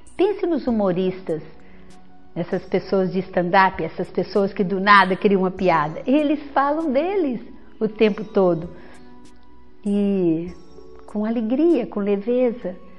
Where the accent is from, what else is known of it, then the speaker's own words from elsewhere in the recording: interior of Minas Gerais, Brazil; moved away as an adult; also born or lived in Belo Horizonte, Brazil; now in Vitória, Brazil; eu sou mineira, vim do interior de Minas